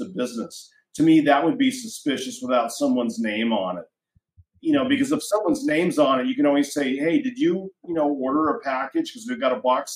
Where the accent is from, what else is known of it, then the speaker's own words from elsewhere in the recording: Oregon, United States; in Oregon, in my home state